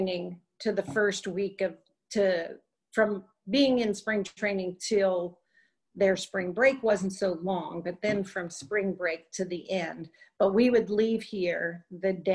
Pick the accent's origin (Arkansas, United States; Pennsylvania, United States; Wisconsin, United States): Pennsylvania, United States; Pittsburgh; moved away as an adult; also born or lived in Florida; now in Atlanta, United States; I grew up in Pittsburgh